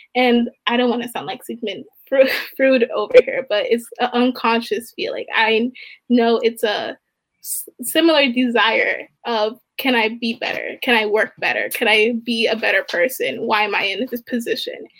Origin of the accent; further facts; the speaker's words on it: Baltimore, Maryland, United States; I'm from Maryland, and um, one reason that brought me here was because of mental health justice and equity in minority populated populated communities. Um, I'm from Baltimore